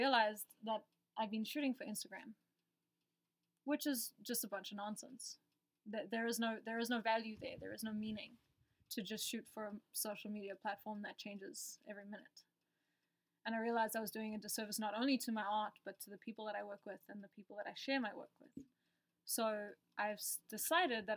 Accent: South Africa; moved away as an adult; South African, born and raised. So I was there until I was about 19, and then my family moved out here

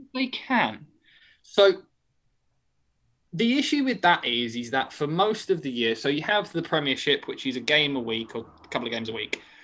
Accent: United Kingdom; I am British.

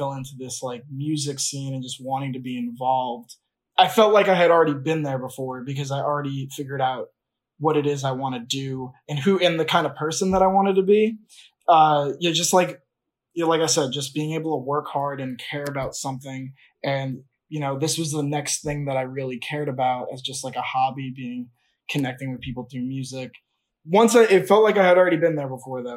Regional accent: Long Island, New York, United States; I grew up on Long Island

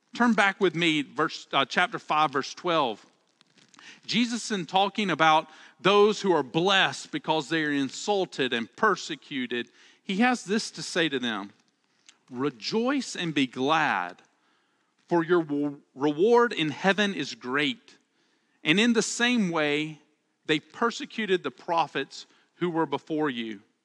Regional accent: Alabama, United States; accent: Southern; I'm from Alabama, and one of the things I love about, uh, about Southern speech is that we have a way to say the plural second person, and we say y'all

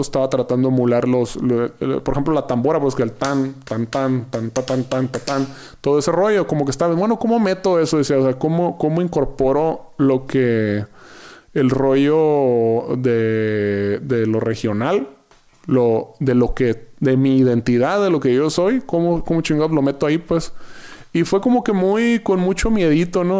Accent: Yaqui Valley, Sonora, Mexico; now in Mexico City, Mexico; del Valle del Yaqui, ser sonorense

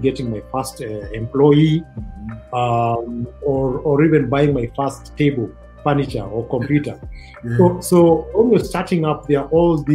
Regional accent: Kajiado County, Kenya; I come from Kajiado County.

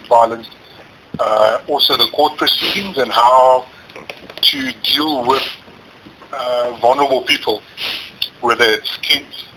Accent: Johannesburg, Gauteng, South Africa; moved away as an adult; also born or lived in Port Elizabeth; now in Canada; I was born in Johannesburg.

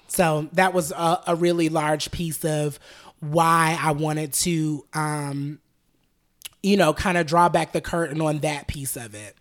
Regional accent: Atlanta, Georgia, United States; I grew up in Southwest Atlanta off Cascade Road

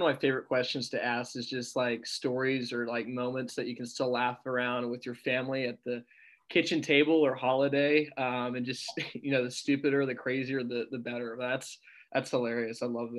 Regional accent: Roswell, Georgia, United States; I grew up in Roswell.

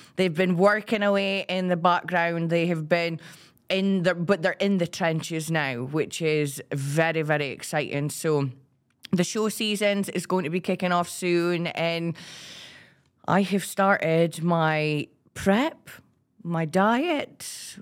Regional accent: Aberdeen, Scotland, United Kingdom; I'm from Aberdeen

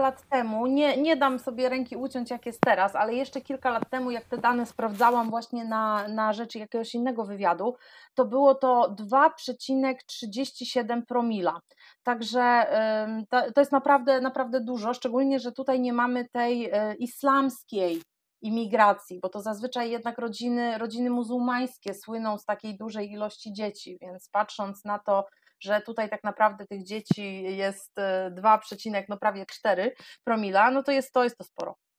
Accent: Gdańsk, Pomeranian Voivodeship, Poland; moved away as an adult; now in Faroe Islands; uziemił mnie w Polsce, w rodzinnym Gdańsku

